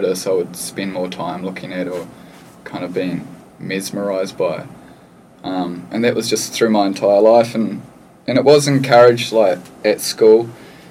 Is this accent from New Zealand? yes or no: yes; Lower Hutt, Wellington, New Zealand; moved away; also born or lived in Australia / Hawaii; I'm from a pretty small town called Stokes Valley. It's probably the size of Byron Bay, but it's not close to the coast at all. It's actually a suburb in between Lower Hutt and Upper Hutt, which is close to the city of Wellington. And I spent my whole life in the same house with my parents and my brother